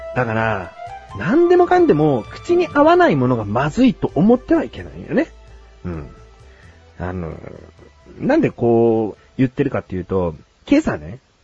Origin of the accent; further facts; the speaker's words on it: Kanto, Japan; 自分はね、小さい頃から関東に住んでる